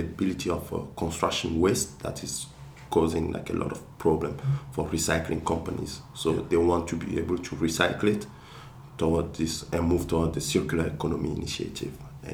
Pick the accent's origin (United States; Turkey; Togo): Togo; first language Kabye; English is a second language; moved away; I'm from a village, Kronchome, where I grew up